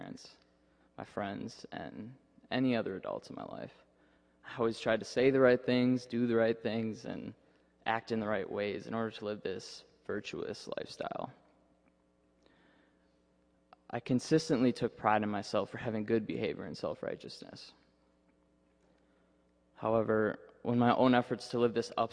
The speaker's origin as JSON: {"language": "English", "region": "Minnesota", "country": "United States", "tie": "born or raised there", "moved": "as an adult", "lives_now": "Indiana, United States", "said": "my parents took me to a Catholic church back in my hometown in Minnesota"}